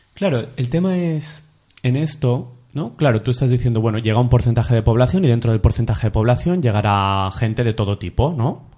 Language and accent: Spanish; Olesa de Montserrat, Catalonia, Spain; yo soy de Olesa, un pueblo que hay a unos 30 minutos de, Barcelona